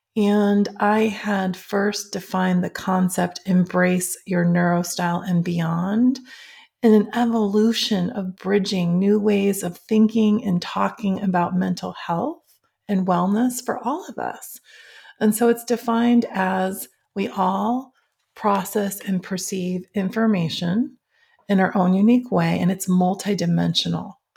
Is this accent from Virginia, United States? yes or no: no; Schaumburg, Illinois, United States; I grew up in Schaumburg, Illinois